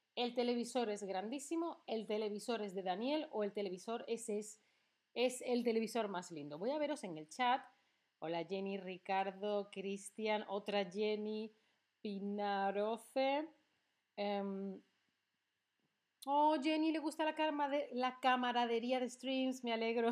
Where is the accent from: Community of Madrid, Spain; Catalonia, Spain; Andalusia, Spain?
Andalusia, Spain; Seville; now in Berlin, Germany; de Sevilla, de mi ciudad de origen, es la más bonita, o es la más soleada, o Berlín, la ciudad en la que vivo